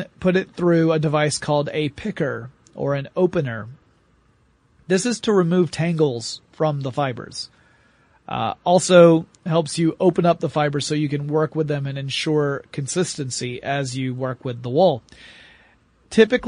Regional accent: the South, United States; I'm from the South

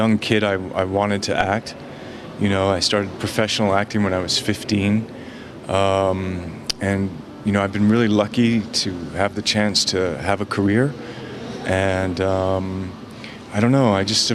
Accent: Toronto, Ontario, Canada; moved away as an adult; now in Los Angeles, United States; I grew up in Canada and Toronto

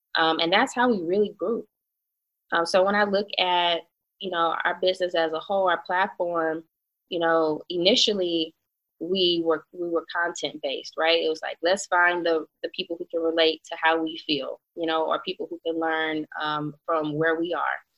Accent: Baton Rouge, Louisiana, United States; also born or lived in Atlanta; being from Baton Rouge

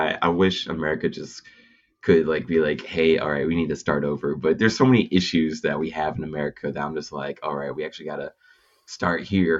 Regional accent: Texas, United States; also born or lived in Japan; now in Los Angeles, United States; I'm from Texas, and it's like, I live in Los Angeles from Texas

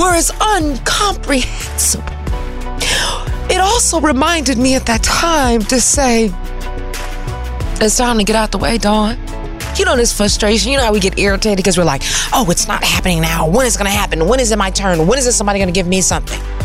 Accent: Detroit, Michigan, United States; moved away as an adult; also born or lived in Washington, D.C. / New York; now in California, United States; I'm from Detroit.

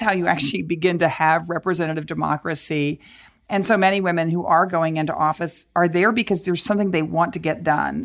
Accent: Dallas, Texas, United States; I grew up in Texas as I and as I said, growing up in Dallas

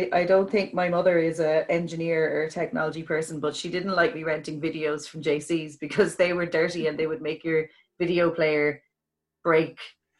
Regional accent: Carlow, Leinster, Ireland; growing up in Carlow

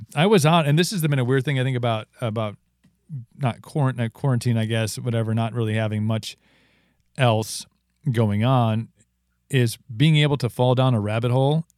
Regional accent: Wisconsin, United States; my by youth in a small town in Wisconsin

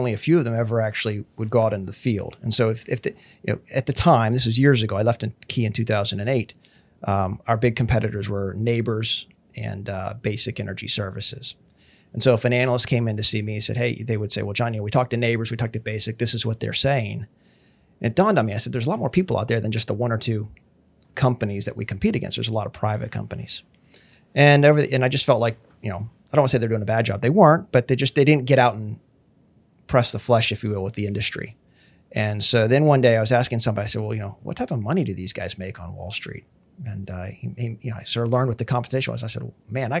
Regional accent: Pittsburgh, Pennsylvania, United States; moved away as an adult; also born or lived in Bethlehem, Pennsylvania / New York; now in Kingwood, United States; I'm originally from Pittsburgh, Pennsylvania. Moved there when I was 3 years old

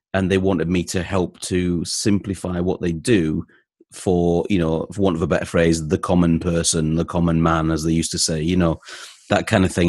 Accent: North East England, United Kingdom; now in Leeds, United Kingdom; I lived in the northeast of England. I moved to Leeds in, uh, in the late eighties with my dad and his job, and I've stayed here ever since. So I'm from Leeds in West Yorkshire

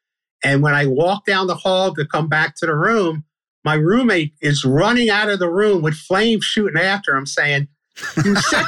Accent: Brooklyn, New York, United States; Yeah. I grew up on Washington Avenue, I used to read the Daily News and the Daily Mirror at the time, sports section, when I was a little kid.

